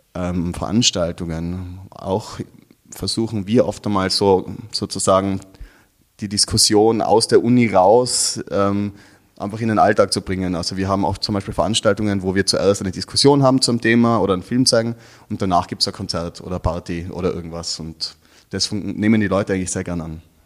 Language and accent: German; Innsbruck, Tyrol, Austria; ich komme aus Innsbruck, das ist ja doch eine kleinere Stadt als Wien. Ähm, bin dort aufgewachsen